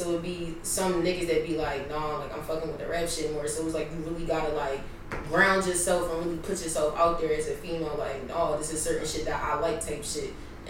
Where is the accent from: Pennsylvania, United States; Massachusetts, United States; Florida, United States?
Pennsylvania, United States; Philadelphia; I'm from West Philly. I'm 22 years old.